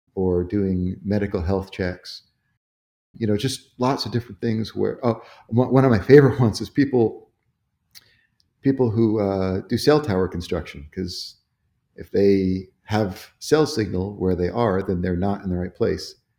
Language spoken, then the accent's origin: English; Sarasota, Florida, United States; moved away as an adult; also born or lived in Atlanta, Georgia; now in Roswell, United States; I grew up in Sarasota, Florida